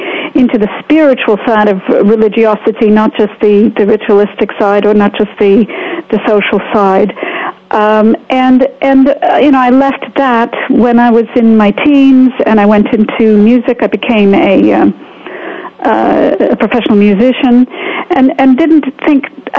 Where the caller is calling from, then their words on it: Bedford, East of England, United Kingdom; I am calling from Bedford, England, so it's just a miracle we're connecting at all.